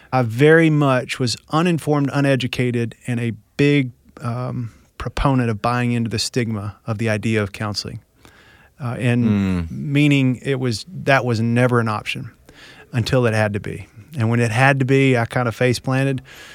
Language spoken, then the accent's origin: English; Tennessee, United States; Well, I grew up here in Tennessee, small town, very traditional Southern culture, which I think shaped me in some ways